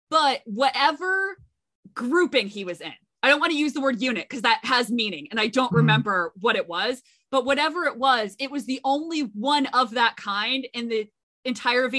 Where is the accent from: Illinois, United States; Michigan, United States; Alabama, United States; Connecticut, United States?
Connecticut, United States; I'm from Connecticut, so I am aware that the Coast Guard exists